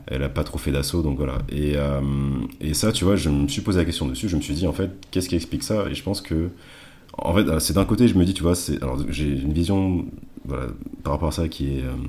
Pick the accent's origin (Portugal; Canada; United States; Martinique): Martinique; chez nous, peut-être en tout, cas, en tout cas en Martinique